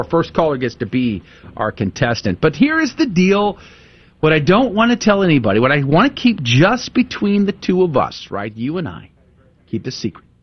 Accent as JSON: {"language": "English", "town": "San Antonio", "region": "Texas", "country": "United States", "tie": "born or raised there", "said": "The great nice. city of San Antonio, Texas. You know, Victoria, it's not just great because I grew up there."}